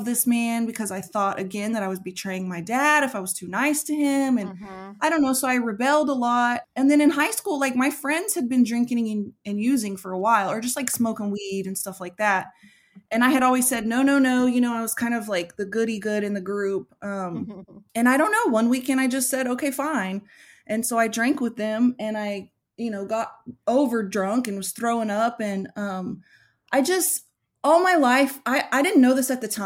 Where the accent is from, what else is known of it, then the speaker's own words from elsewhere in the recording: Oklahoma, United States; I was born and raised here in Oklahoma where I live.